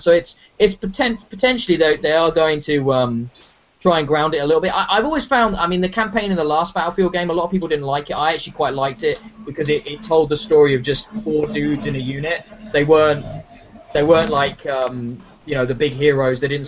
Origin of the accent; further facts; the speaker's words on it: United Kingdom; as a Brit